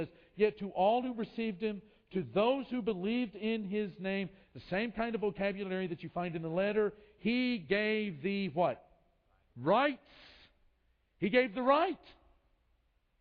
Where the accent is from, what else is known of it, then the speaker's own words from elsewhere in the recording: United States; moved away as an adult; also born or lived in Brazil; we're from the United States.